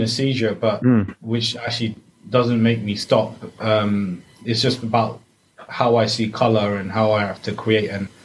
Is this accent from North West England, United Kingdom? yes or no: no; Ealing, London, United Kingdom; born and raised in Ealing